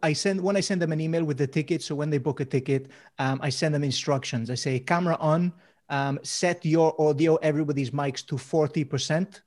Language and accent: English; Mallorca, Balearic Islands, Spain; moved away; also born or lived in Swansea; I grew up in Mallorca